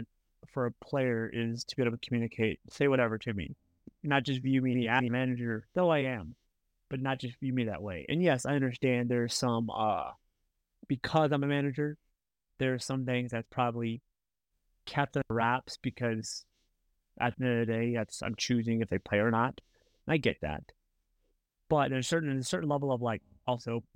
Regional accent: United States; I'm an American coach down there in the Dominican

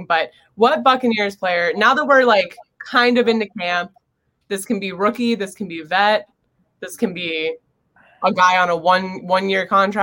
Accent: Florida, United States; also born or lived in New York; I'm from Florida

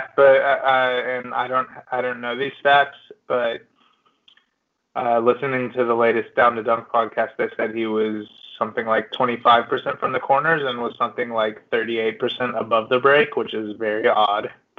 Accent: Oklahoma, United States; We're from Oklahoma.

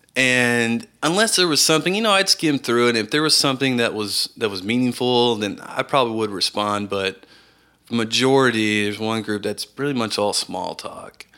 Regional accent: Round Rock, Texas, United States; also born or lived in Austin, Texas; I am originally from Austin, Texas, and, uh, I was raised in Round Rock, a suburb north, north of Austin.

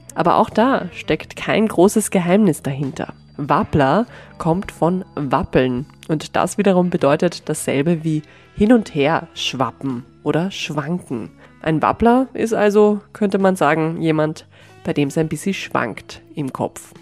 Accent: Vienna, Austria; wir Wienerinnen

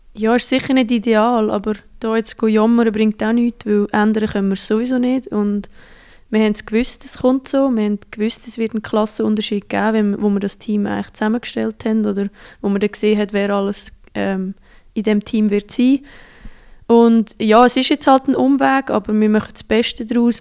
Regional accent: Central Switzerland, Switzerland; moved away as an adult; also born or lived in Sweden; in meiner Heimat, die Zentralschweiz

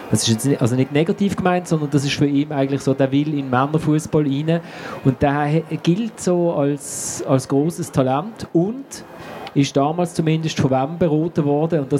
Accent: Zurich, Switzerland; also wir als Zürcher sind im, im Heimsektor von der Schule gehockt

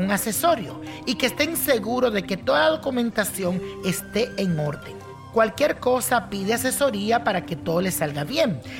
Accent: Mexico; moved away; hace 19 años me vine a vivir acá. Yo soy de México y desde entonces no he vuelto a ver a mi familia

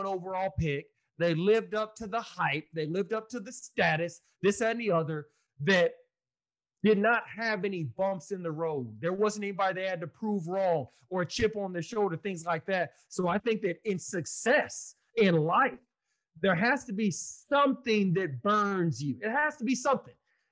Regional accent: Austin, Texas, United States; Austin, Texas, my hometown.

